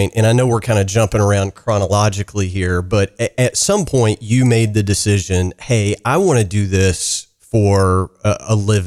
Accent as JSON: {"language": "English", "region": "the South", "country": "United States", "tie": "born or raised there", "said": "I grew up in the South"}